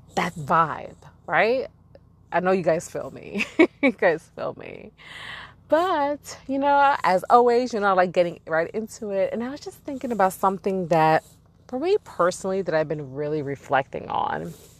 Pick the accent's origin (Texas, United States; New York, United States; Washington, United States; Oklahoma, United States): New York, United States; New York City; I've been born and raised in Brooklyn, New York. And I'm from East New York, to be specific.